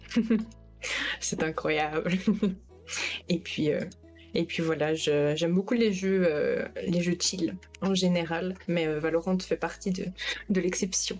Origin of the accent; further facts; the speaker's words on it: Belgium; j'ai 21 ans, je suis belge